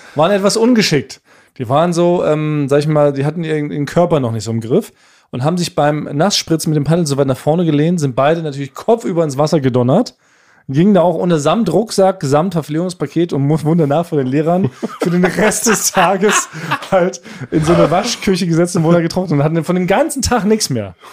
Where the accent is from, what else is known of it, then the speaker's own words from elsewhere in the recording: Northern Germany, Germany; als Norddeutscher ist es, glaub ich, verbrieft. Bei der Geburt bekommen wir so einen Zettel in die Hand